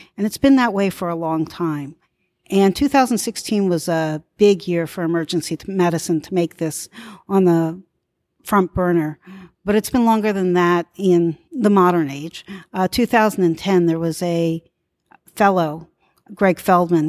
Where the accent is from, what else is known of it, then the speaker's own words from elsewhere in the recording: Philadelphia, Pennsylvania, United States; I'm from Philadelphia, I work in the community